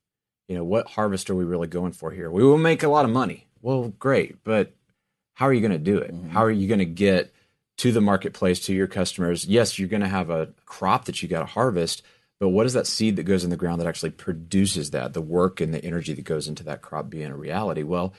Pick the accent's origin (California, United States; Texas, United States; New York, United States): Texas, United States; I'm from West Texas. I grew up in the middle of cotton fields everywhere, right?